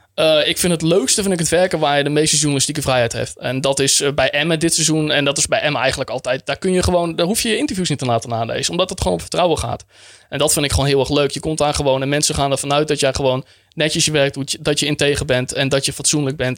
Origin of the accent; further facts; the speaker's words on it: Friesland, Netherlands; also born or lived in Groningen; ik ben opgegroeid in Friesland